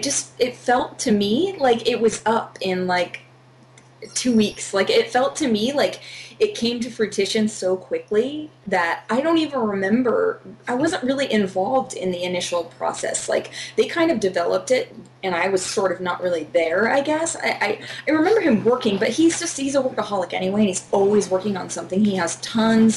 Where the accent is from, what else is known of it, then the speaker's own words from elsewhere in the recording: Fresno, California, United States; moved away as an adult; now in Los Angeles, United States; I'm from Central California. I'm from, like, Fresno area.